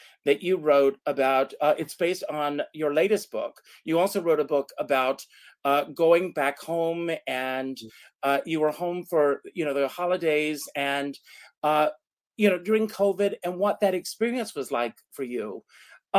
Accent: South Carolina, United States; now in New York, United States; I grew up in South Carolina in a very small town

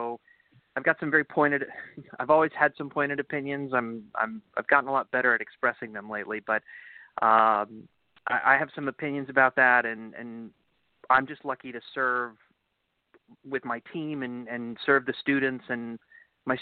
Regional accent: Miami, Florida, United States; I'm from Miami, not Florida. No. Miami, South Florida

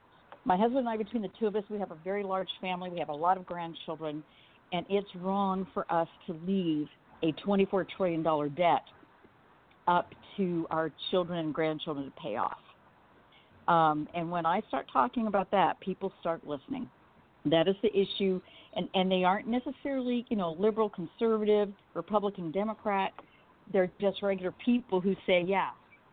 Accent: United States; But because I'm an American, I was able to overcome.

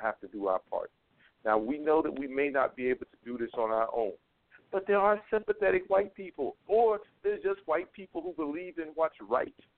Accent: North Carolina, United States; North Carolina, just that's my home state

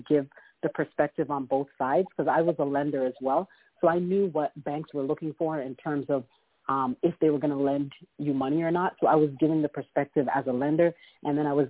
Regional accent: Toronto, Ontario, Canada; moved away as an adult; now in United States; I'm originally from Toronto, Canada

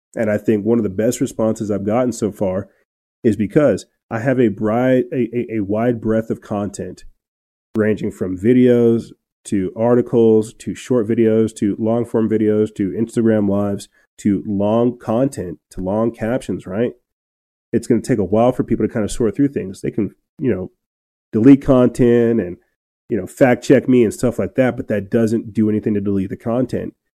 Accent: New Mexico, United States; moved away; my hometown up north in New Mexico

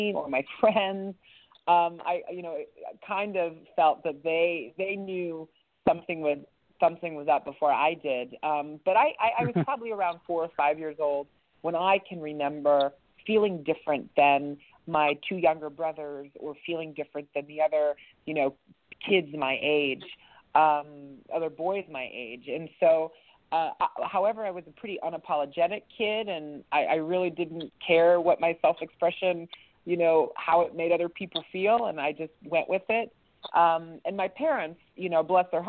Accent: East Liverpool, Ohio, United States; I grew up in East Liverpool, Ohio. We moved around a bit, but my most formative years were spent in East Liverpool

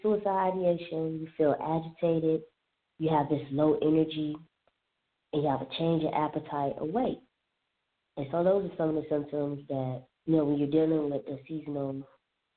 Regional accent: Alabama, Florida, the South, United States; moved away as an adult; also born or lived in Southern California; now in Washington, D.C., United States; I grew up primarily in the South, Alabama, Florida

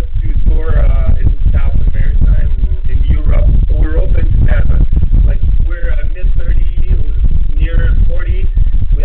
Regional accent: Canada; first language French; English is a second language; I'm French Canadian

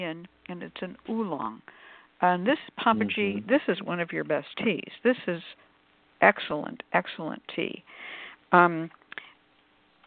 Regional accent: California, United States; I come from California.

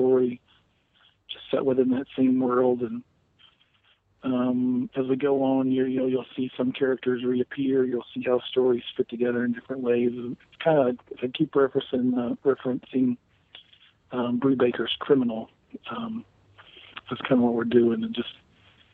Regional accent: the South, United States; my background and growing up in the South

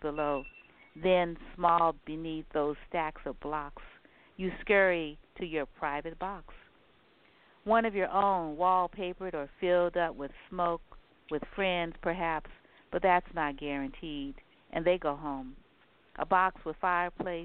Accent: New Orleans, Louisiana, United States; moved away; I'm from Louisiana, from New Orleans, and Magnolia is our state flower.

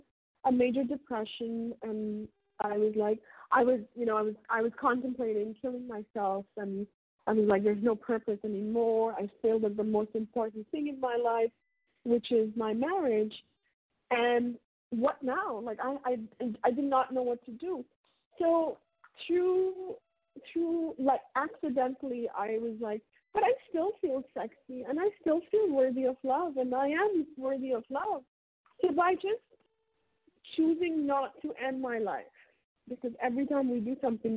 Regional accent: India; And I grew up in India, and I'm born and raised in India.

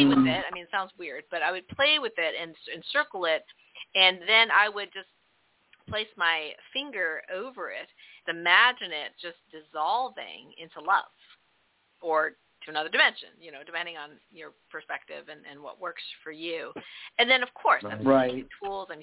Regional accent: Canada; I'm from Canada, so we do metric

